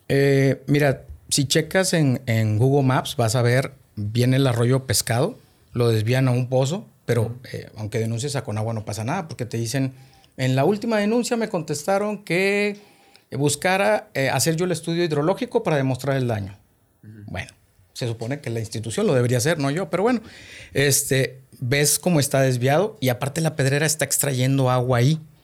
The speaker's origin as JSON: {"language": "Spanish", "town": "Monterrey", "region": "Nuevo León", "country": "Mexico", "tie": "born or raised there", "also_born_or_lived": "Los Herreros, Nuevo León", "said": "nací aquí en Monterrey, este, orgullosamente regio"}